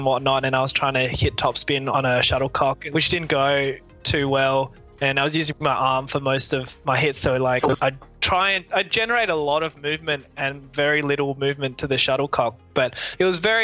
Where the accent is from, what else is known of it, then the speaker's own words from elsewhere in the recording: Adelaide, South Australia, Australia; moved away as an adult; also born or lived in Hong Kong; now in Melbourne, Australia; technically I was born in Hong Kong, but I moved to Adelaide, South Australia when I was 8 months old and grew up there